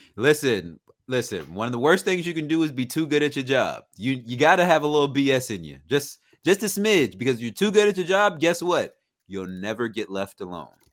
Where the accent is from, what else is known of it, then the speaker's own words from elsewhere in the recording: Virginia, United States; we're, we're from Virginia